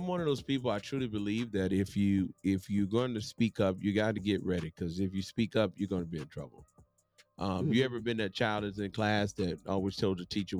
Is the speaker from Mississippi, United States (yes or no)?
yes; Mississippi, United States; growing up in Mississippi